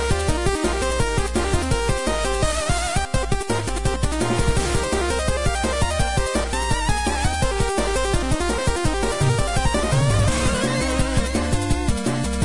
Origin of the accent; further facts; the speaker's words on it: Canada